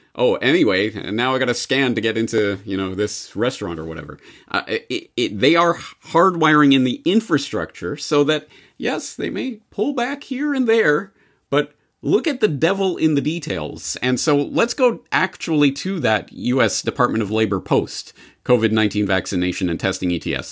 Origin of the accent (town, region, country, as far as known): Canada